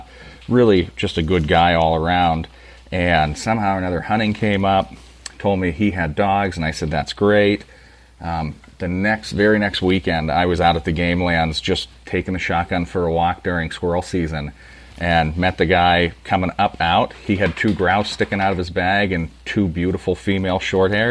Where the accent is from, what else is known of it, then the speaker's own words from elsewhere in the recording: Pennsylvania, United States; Born and raised in Pennsylvania. I am in St. Mary's, which is middle of nowhere.